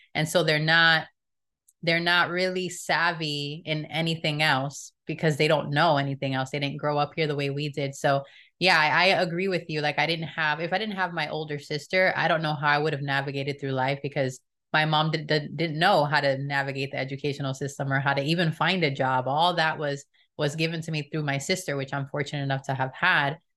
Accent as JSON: {"language": "English", "town": "Miami", "region": "Florida", "country": "United States", "tie": "born or raised there", "said": "we grew up in Miami, so there's a lot of Hispanic people there"}